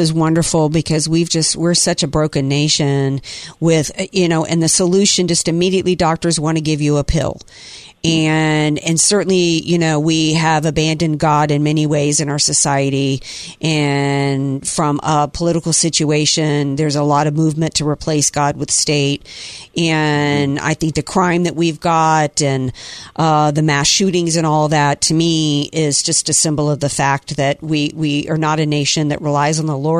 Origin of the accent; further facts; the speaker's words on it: the South, United States; I grew up in the South, and it's like everybody went to church on Sunday and went to Sunday school.